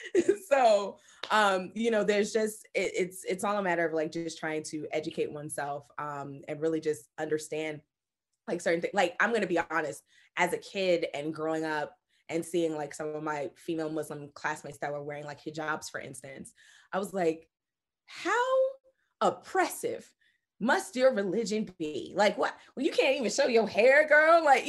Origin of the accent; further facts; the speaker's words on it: Brooklyn, New York, United States; also born or lived in Bronx, United States; I mean, growing up in Brooklyn and then later in the Bronx, I mean, the 90s and early 2000s was really an ignorant time when I really think about it.